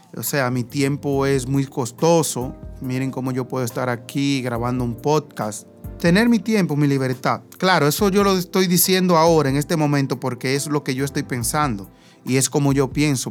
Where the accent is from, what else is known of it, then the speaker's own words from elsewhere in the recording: Higüey, La Altagracia, Dominican Republic; me voy a quedar en mi pueblo